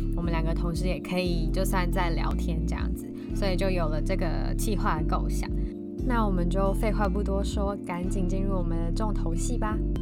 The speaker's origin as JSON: {"language": "Chinese", "town": "Hsinchu", "country": "Taiwan", "said": "我们是两个来自新竹的风之女子"}